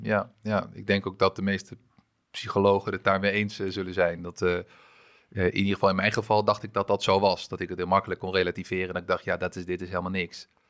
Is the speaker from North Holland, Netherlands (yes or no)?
yes; Amstelveen, North Holland, Netherlands; also born or lived in France; ik ben mijn hele leven opgegroeid in, in Amstelveen